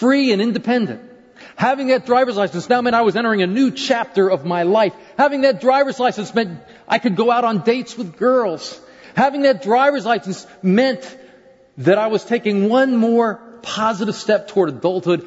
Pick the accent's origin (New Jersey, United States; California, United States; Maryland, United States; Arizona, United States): Maryland, United States; I was growing up in Maryland at the time